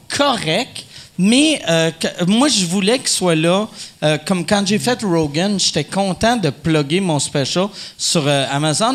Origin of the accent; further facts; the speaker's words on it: Quebec, Canada; en tant que Québécois